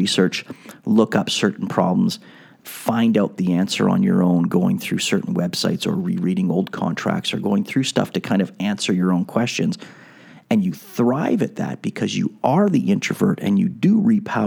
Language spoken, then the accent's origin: English; Montreal, Quebec, Canada; I have a bit of a French background growing up in Montreal, and not that I'm French